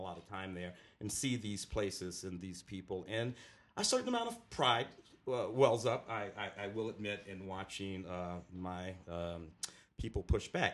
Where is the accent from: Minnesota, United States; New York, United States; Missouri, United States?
Missouri, United States; St. Louis; moved away; also born or lived in Ferguson, Missouri; I am from St. Louis, as you know. Literally lived in Ferguson